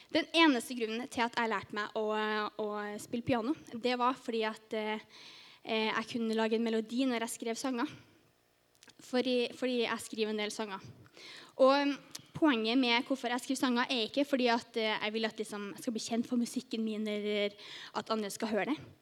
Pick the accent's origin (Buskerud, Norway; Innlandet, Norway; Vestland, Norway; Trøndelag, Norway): Trøndelag, Norway; Trondheim; moved away as an adult; also born or lived in Sørlandet; now in Farsund, Norway; kommer jeg egentlig fra Trondheim. Men eh, nå har jeg bodd på Sørlandet i ett og et halvt år